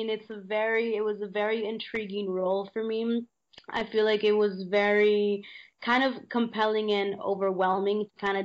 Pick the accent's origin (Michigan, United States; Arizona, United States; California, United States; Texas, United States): California, United States; San Diego; born there; now in Los Angeles, United States; because I was born in San Diego, you know, so, and I live in LA, even though I'm in uh, Italy right now